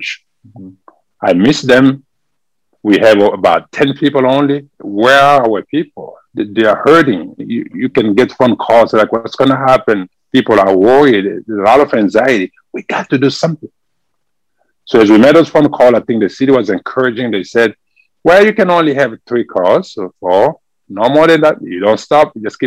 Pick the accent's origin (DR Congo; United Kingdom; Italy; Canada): DR Congo; accent: French; English is a second language; moved away as an adult; now in San Antonio, United States; originally I'm from the Democratic Republic of Congo, from Africa. And this is where we speak French over there. That's why you can hear from my accent. I speak French.